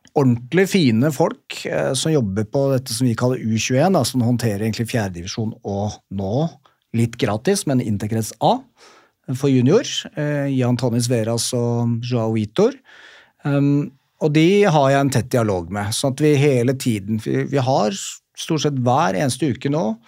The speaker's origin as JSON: {"language": "Norwegian", "region": "Oslo", "country": "Norway", "said": "jeg kom fra Bjølsen skole"}